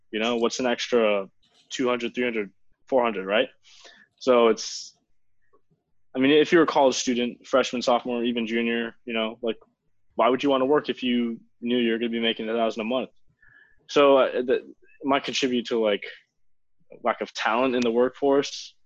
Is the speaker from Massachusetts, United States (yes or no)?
no; Miami, Florida, United States; I was born in South Miami Hospital, so just like half of Miami.